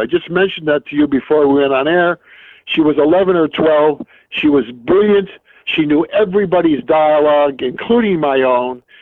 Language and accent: English; New York City, New York, United States; moved away as an adult; also born or lived in Marietta, Ohio / Williston, North Dakota / King Salmon, Alaska / Los Angeles; when I grew up in Brooklyn, my mother used to take me as a youngster, seven, eight years old